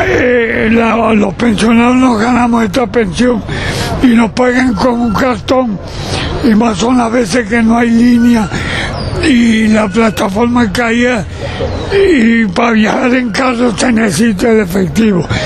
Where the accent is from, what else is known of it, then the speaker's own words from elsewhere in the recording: Venezuela; Como venezolano